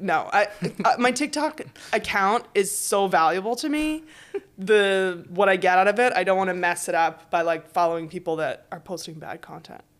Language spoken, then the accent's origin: English; United States; now in Paris, France; I am American